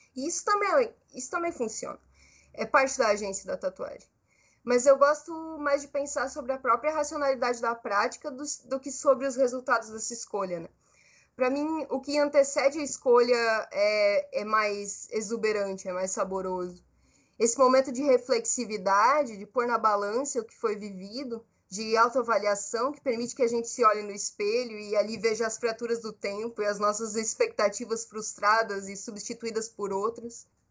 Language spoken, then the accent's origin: Portuguese; Brazil; Eu sou brasileira, eu sou jovem, artista